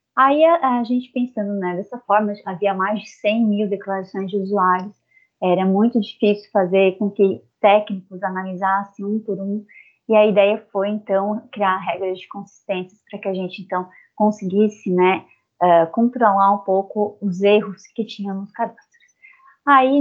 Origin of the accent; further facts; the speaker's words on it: south of Santa Catarina, Brazil; sou natural aqui do sul do estado de Santa Catarina